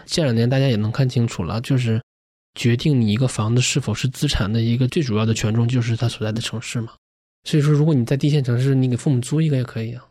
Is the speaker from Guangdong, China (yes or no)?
no; Shenyang, Liaoning, China; moved away as an adult; now in Beijing, China; 我老家沈阳的